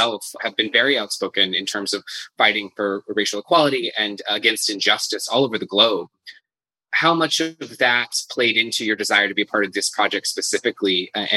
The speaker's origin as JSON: {"language": "English", "country": "United States", "said": "as an American"}